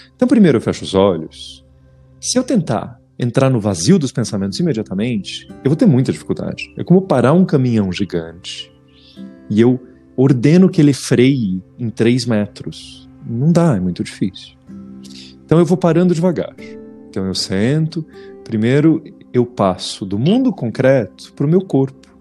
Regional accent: Brazil; eu ter crescido no Brasil

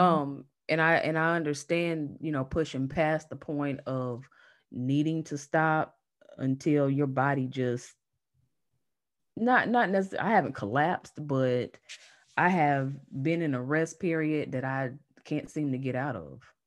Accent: North Carolina, United States; accent: Southern; now in Manassas, United States; I am based in Manassas, Virginia, but I'm originally from North Carolina, so if you hear that Southern accent, that's why.

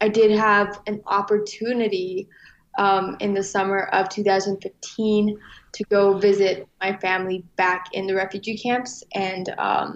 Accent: St. Paul, Minnesota, United States; also born or lived in Tham Hin refugee camp, Ratchaburi, Thailand / Bangkok, Thailand; my family moved to Bangkok and applied to the UNHCR to be able to, you know, move to the United States. And so my parents found jobs working there, and we lived a year in Bangkok. And then ultimately we moved to St. Paul in 2001 February

